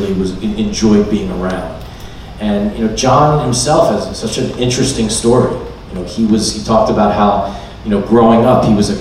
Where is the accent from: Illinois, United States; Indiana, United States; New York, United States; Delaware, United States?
Delaware, United States; Wilmington; growing up in Wilmington, Delaware, I had a great opportunity to play